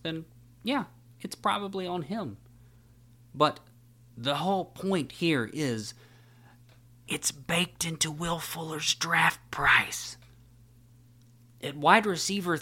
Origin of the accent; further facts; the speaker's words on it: Tuscaloosa, Alabama, United States; I was born and raised in Tuscaloosa, Alabama